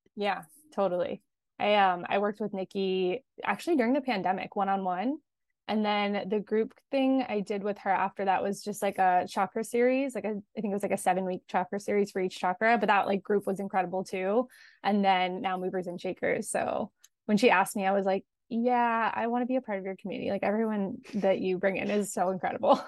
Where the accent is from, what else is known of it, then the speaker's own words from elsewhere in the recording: Los Angeles, California, United States; I grew up in Los Angeles, and I am still here currently